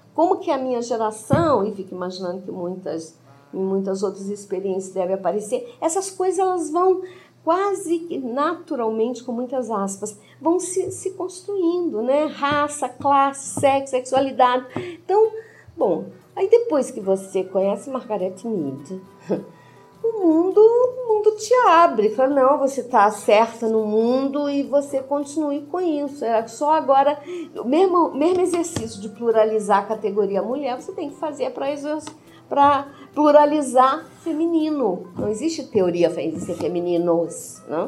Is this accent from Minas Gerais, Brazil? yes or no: yes; Viçosa, Minas Gerais, Brazil; sou de Viçosa, mas eu nunca tive um pé na roça